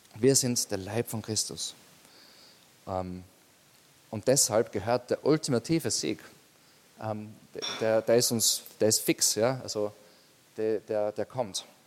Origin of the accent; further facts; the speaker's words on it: Austria; bei uns in Österreich